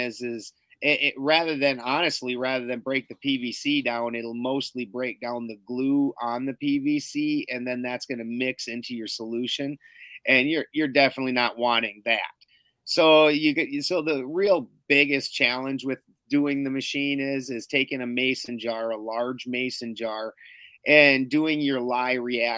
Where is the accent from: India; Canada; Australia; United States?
Canada; moved away; I'm from Canada's taint, you know. So my accent, my accent's almost the same as yours